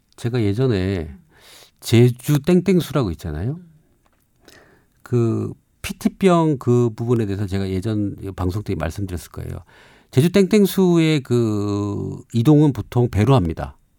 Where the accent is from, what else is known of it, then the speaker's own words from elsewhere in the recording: Namhae, South Gyeongsang, South Korea; 저희 고향인 경상남도 남해섬